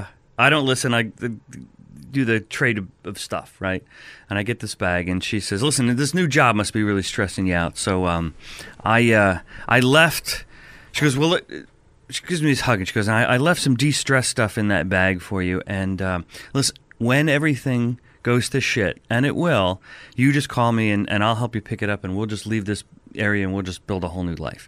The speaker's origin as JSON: {"language": "English", "region": "New Jersey", "country": "United States", "said": "I'm from Jersey."}